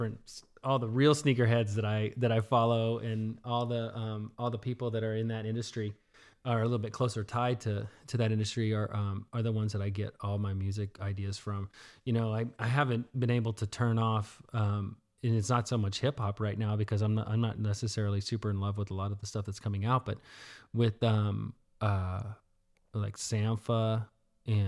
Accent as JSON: {"language": "English", "region": "the South", "country": "United States", "tie": "born or raised there", "said": "And even though I grew up in the South, not necessarily in Houston, I knew that type of music existed"}